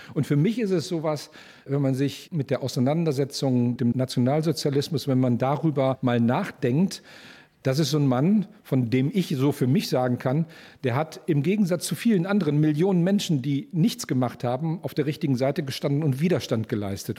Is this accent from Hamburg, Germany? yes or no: no; Moers, North Rhine-Westphalia, Germany; Ich bin gebürtiger Mörser, hier aufgewachsen